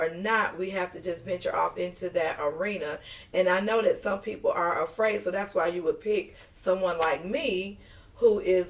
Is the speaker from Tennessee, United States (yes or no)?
no; Detroit, Michigan, United States; now in Marlboro County, United States; I'm originally from Detroit, Michigan. The D, baby.